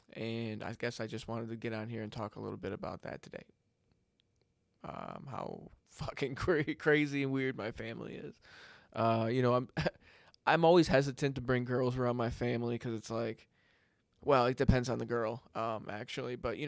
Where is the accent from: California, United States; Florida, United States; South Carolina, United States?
Florida, United States; And then, of course, I grew up in South Florida, which is a whole anomaly in itself.